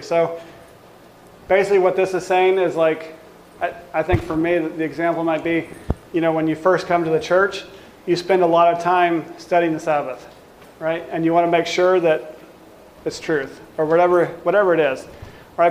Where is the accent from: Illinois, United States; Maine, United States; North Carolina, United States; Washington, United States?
Washington, United States; now in South Dakota, United States; we grew up in Washington and we had plenty of access to organic fruit.